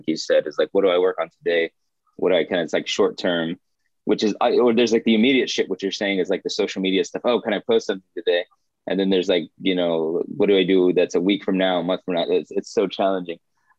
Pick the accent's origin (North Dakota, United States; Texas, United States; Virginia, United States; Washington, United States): Texas, United States; now in Bay Area, United States; I live out here in the Bay Area, but I'm originally from Texas.